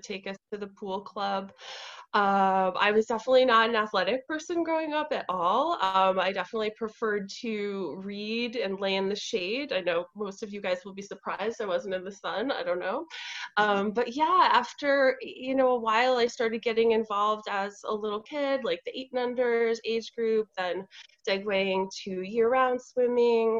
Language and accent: English; New York City, New York, United States; I'm from New York City